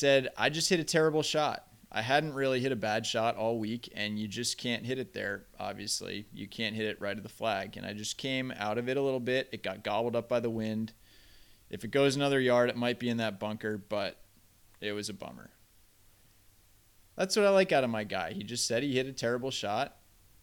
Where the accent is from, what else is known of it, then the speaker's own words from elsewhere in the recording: border of Vermont and Massachusetts, New England, United States; I grew up on the border of Vermont and Massachusetts.